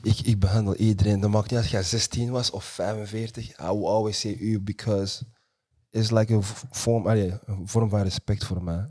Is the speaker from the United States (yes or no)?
yes; New York, United States; now in Antwerp, Belgium; Ik ben in Brooklyn opgegroeid, Brownsville eerst